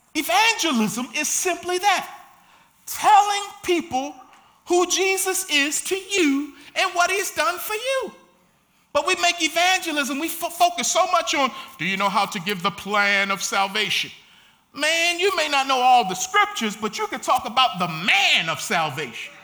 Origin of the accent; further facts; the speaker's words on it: Baltimore, Maryland, United States; moved away; We grew up in Baltimore together.